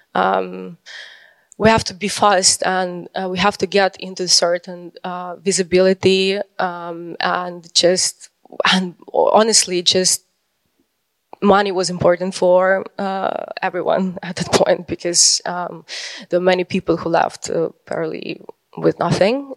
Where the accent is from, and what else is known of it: Ukraine